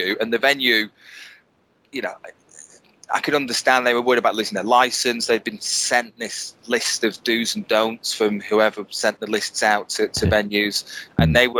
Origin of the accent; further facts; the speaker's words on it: Bolton, North West England, United Kingdom; moved away as an adult; now in Milton Keynes, United Kingdom; Born and bred in Bolton.